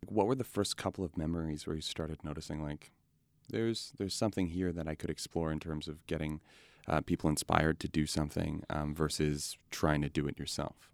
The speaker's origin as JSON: {"language": "English", "town": "Edmonton", "region": "Alberta", "country": "Canada", "tie": "born or raised there", "said": "growing up in Edmonton"}